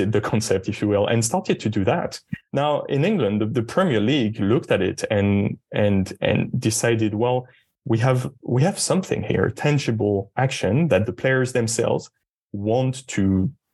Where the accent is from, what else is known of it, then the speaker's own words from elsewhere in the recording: France; I'm from France. I grew up in an environment when I was told there's no such thing as race